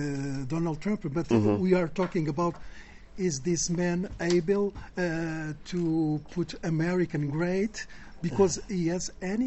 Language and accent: English; Portugal; English is a second language; also born or lived in Colmar, France; now in France; In my youth, I was born in Portugal.